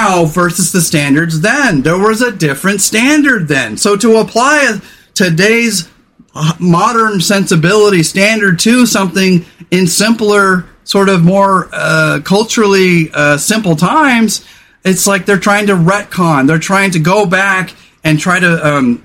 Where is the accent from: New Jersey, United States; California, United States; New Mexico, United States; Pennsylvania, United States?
California, United States; I was a guy from the 80s. I was a dude from California